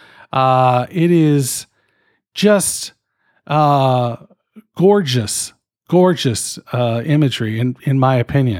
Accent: Canada; I'm fucking Canadian.

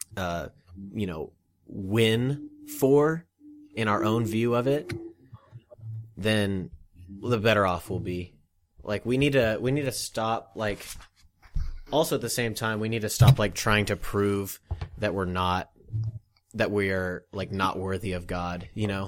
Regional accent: Olathe, Kansas, United States; that's where I'm from

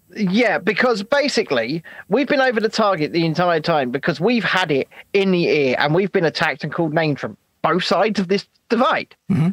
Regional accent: United Kingdom; us as British people

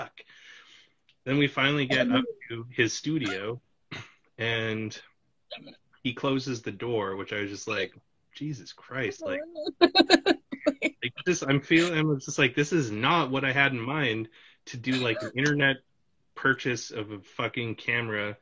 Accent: Canada; I'm from Canada

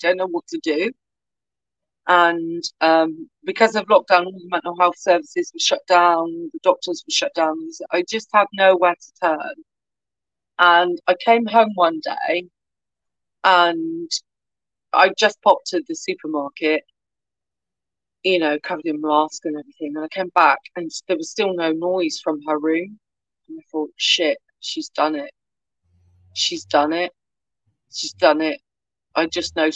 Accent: Swindon, South West England, United Kingdom; now in Cornwall, United Kingdom; I grew up in Swindon, and my granddad was an Irish immigrant to the UK.

